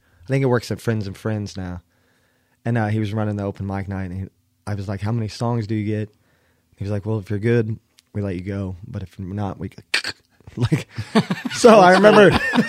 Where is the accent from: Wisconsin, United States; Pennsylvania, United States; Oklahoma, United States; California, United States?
Oklahoma, United States; Bethany; I'm from Bethany, Oklahoma. Pretty much Oklahoma City.